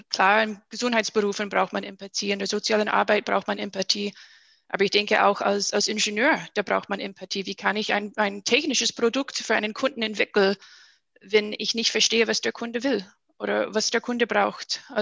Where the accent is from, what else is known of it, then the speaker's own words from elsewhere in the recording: United States; now in Germany; aber für Amerika, wo ich herkomme, bin ich sehr, sehr logisch.